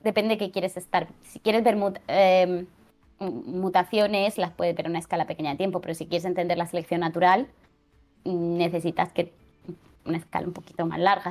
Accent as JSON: {"language": "Spanish", "town": "Murcia", "region": "Region of Murcia", "country": "Spain", "also_born_or_lived": "France / United States / Mexico", "moved": "as an adult", "lives_now": "Barcelona, Spain", "said": "Yo soy de Murcia."}